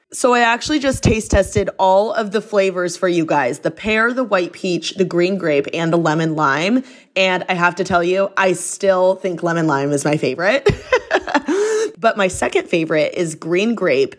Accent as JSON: {"language": "English", "town": "Bloomington", "region": "Indiana", "country": "United States", "tie": "born or raised there", "moved": "as an adult", "lives_now": "Miami, United States", "said": "from the I U campus. Like, that's my hometown"}